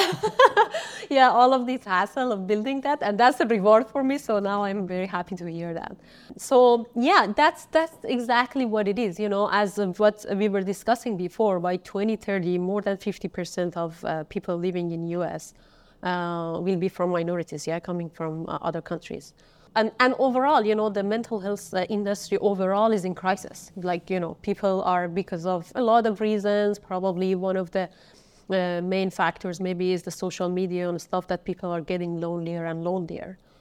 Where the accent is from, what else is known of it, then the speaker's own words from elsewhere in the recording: Kermanshah, Kermanshah Province, Iran; moved away; I was born in Kermanshah